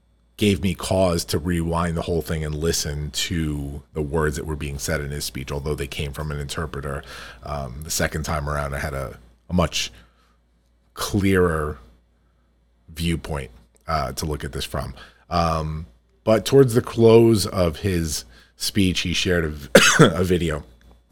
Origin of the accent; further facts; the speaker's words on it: United States; we here in the United States